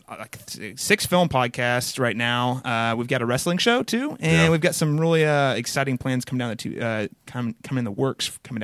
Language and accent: English; Connersville, Indiana, United States; But I spent my most formative years probably in a little town called Connersville, Indiana.